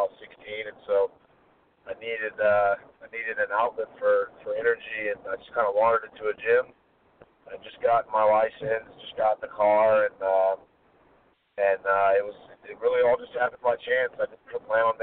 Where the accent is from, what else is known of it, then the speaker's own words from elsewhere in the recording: Tallahassee, Florida, United States; my hometown of Tallahassee